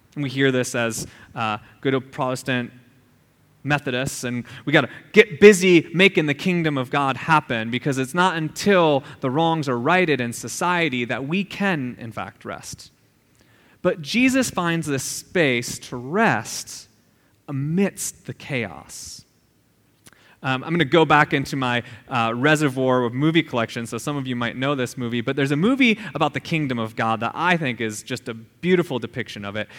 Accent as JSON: {"language": "English", "region": "Minnesota", "country": "United States", "tie": "born or raised there", "moved": "yes", "said": "I grew up in Midwest Minnesota, and it is flat as all get out"}